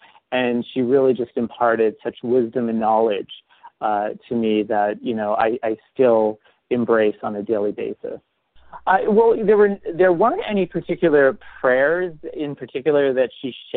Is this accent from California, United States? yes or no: no; St. Marys, Pennsylvania, United States; my hometown of St. Mary's, Pennsylvania